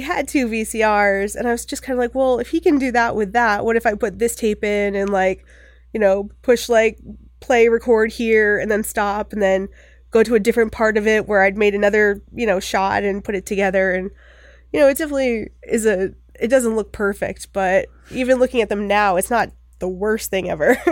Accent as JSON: {"language": "English", "town": "Bucksport", "region": "Maine", "country": "United States", "tie": "born or raised there", "said": "I grew up in Maine, there's not a lot to do there"}